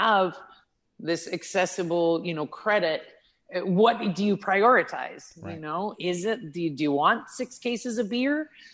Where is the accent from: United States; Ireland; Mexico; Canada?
Canada; Prince Edward Island; now in Thailand; I'm Canadian. I was born on the east coast of Canada, so in a little island called Prince Edward Island